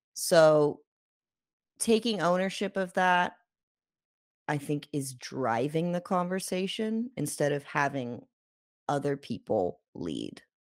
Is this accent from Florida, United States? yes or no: yes; Jacksonville, Florida, United States; we're from the South